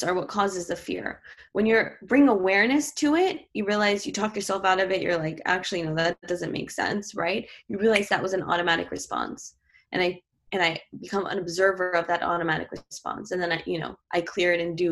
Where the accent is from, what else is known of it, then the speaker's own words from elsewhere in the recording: New York City, New York, United States; I grew up in New York City